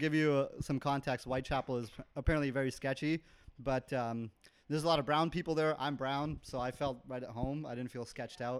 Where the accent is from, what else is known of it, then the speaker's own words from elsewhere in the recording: Vancouver, British Columbia, Canada; moved away as an adult; now in London, United Kingdom; I'm from Vancouver, Canada, as you can probably tell by the accent, hopefully. And I moved about a year ago from Vancouver.